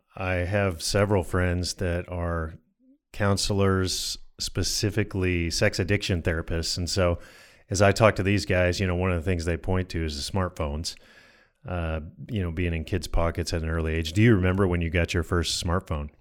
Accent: Colorado, United States; I grew up in Colorado

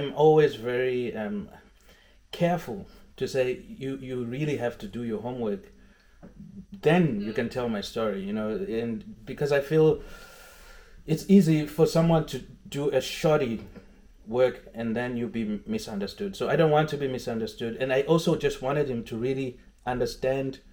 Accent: Zimbabwe; moved away; I was coming from Zimbabwe

